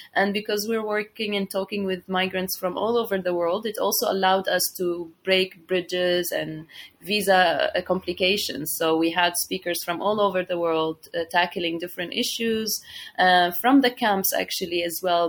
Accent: Syria; moved away as an adult; now in Istanbul, Turkey; I'm originally from Syria and I'm living here in Istanbul for the last six years

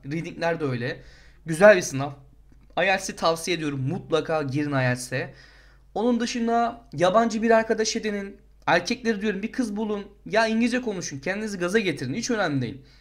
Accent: Turkey; moved away; biz Türk olarak

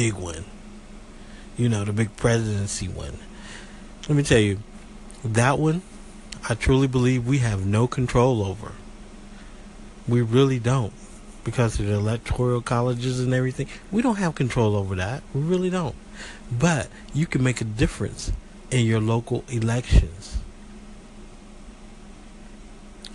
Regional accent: United States; also born or lived in Southeast Georgia; I'm an American people, and I'm proud to be

